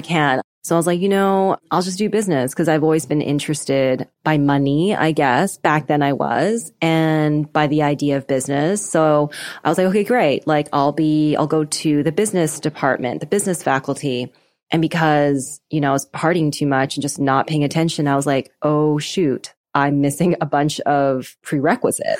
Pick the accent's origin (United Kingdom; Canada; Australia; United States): Canada; Vancouver, British Columbia; moved away; I'm Canadian. I grew up in Vancouver, British